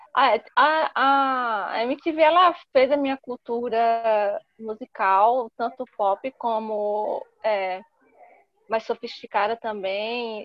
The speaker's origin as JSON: {"language": "Portuguese", "town": "São Caetano do Sul", "region": "São Paulo", "country": "Brazil", "tie": "born or raised there", "said": "Sou paulistana, nasci em São Caetano do Sul."}